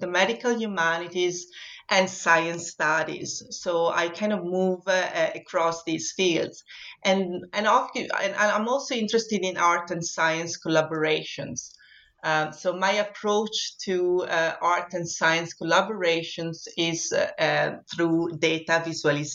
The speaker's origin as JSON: {"language": "English", "town": "Vittorio Veneto", "region": "Veneto", "country": "Italy", "tie": "born or raised there", "also_born_or_lived": "Venice, Italy", "moved": "as an adult", "lives_now": "Scotland", "said": "I was born in Vittorio Veneto, which is a very small town in the northeast of Italy"}